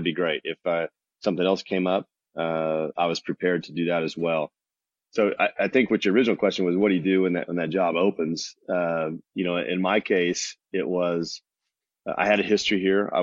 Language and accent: English; Bartlesville, Oklahoma, United States; also born or lived in Texas; I grew up in a small town called Bartlesville, just north of here, about 45 minutes